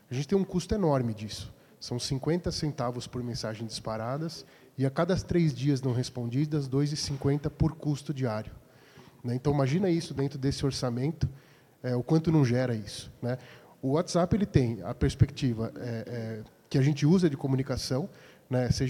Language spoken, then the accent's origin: Portuguese; Indaiatuba, São Paulo, Brazil; sou de Indaiatuba, membro, sou um novo membro né, aqui da, divulgação.